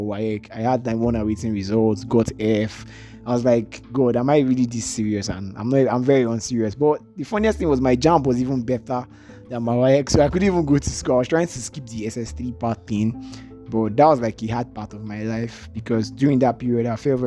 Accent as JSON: {"language": "English", "region": "Lagos", "country": "Nigeria", "tie": "born or raised there", "also_born_or_lived": "Anambra", "said": "I was born in Lagos. I did primary schooling in Lagos. I went to secondary schooling in the east as well. I did it in Anambra and partially in Lagos as well"}